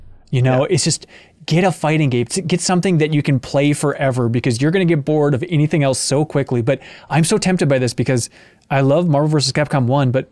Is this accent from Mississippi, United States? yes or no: no; near Willmar, Minnesota, United States; Willmar, Minnesota, which is close to my hometown